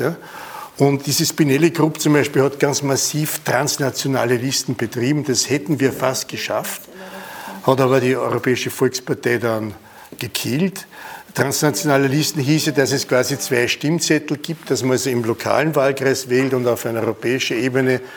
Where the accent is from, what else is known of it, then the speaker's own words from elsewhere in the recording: Innviertel, Upper Austria, Austria; moved away; Ich bin im Innviertel geboren und habe eine Grenze erlebt. Und wenn ich in der Schule beim, beim Fenster rausgeschaut habe, war Bayern.